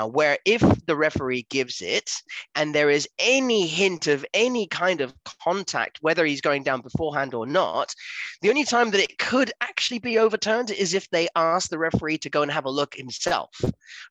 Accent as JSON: {"language": "English", "region": "England", "country": "United Kingdom", "said": "as the English nation people"}